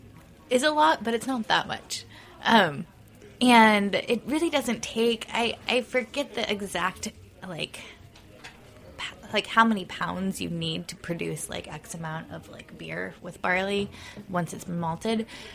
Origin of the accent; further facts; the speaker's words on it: Southern California, United States; now in New York, United States; I'm actually from Southern California